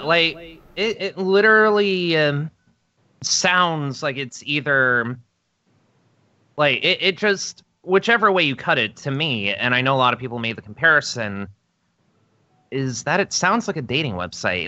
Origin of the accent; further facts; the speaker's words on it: upstate New York, United States; my hometown in upstate New York